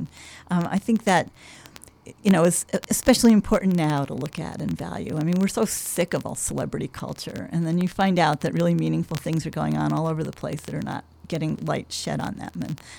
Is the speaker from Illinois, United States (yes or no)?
no; New York, United States; now in Chicago, United States; I'm actually from New York. I love New York.